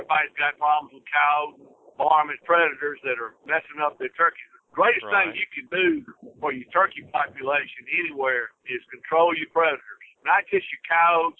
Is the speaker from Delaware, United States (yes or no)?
no; Mississippi, United States; we're from Mississippi.